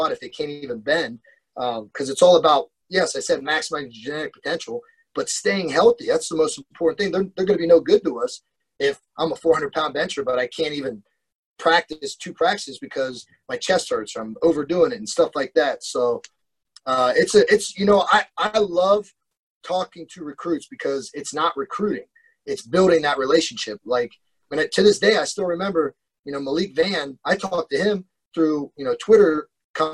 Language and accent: English; Columbus, Ohio, United States; growing up in Columbus, Ohio